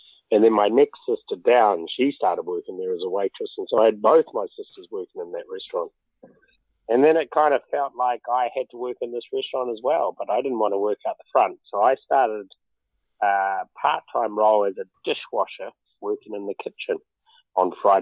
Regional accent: Auckland, New Zealand; moved away as an adult; also born or lived in London; I was brought up in West Auckland, born in an area called Massey, and then I was on a poultry farm. And then when we were 10, we moved to Henderson Valley, so West Auckland all my life

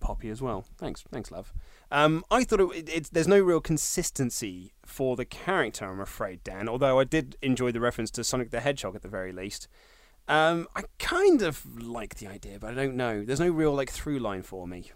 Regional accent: Reading, South East England, United Kingdom; Reading Town Centre, which is my hometown

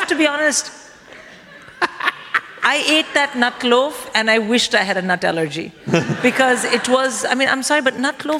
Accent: India; but I'm Indian, so I have quite a steel stomach.

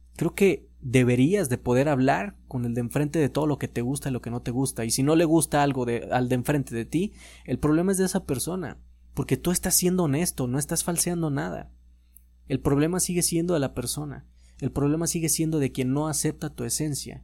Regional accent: Mexico; como mexicanos

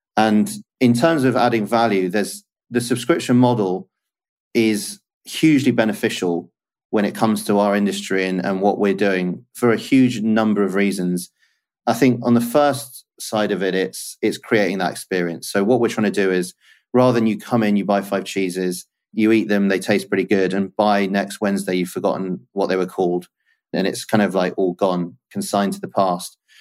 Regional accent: London, United Kingdom; also born or lived in Kingston / New Malden / Raynes Park / Newcastle; I grew up in southwest London

